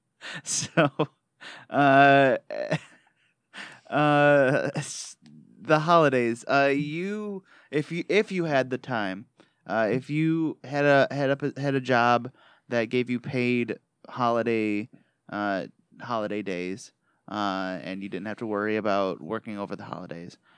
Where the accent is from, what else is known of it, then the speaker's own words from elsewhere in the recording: Michigan, United States; accent: Michigan; my Michigan accent